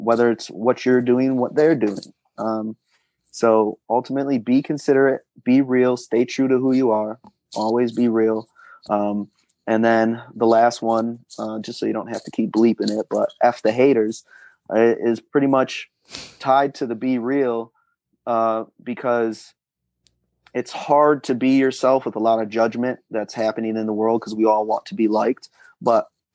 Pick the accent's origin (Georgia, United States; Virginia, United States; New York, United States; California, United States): New York, United States; Rochester; I'm from New York, mm-hmm. Rochester, New York